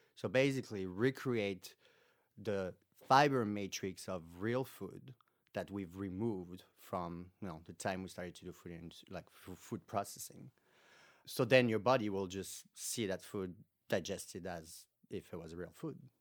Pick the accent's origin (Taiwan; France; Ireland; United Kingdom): France; moved away as an adult; now in United States; I came from France originally, where, there I got my master's